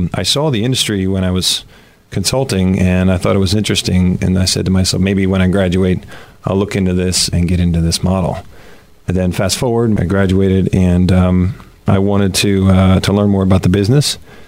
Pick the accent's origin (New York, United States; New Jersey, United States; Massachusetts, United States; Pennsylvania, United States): New Jersey, United States; Woodbury; I grew up in Woodbury, New Jersey.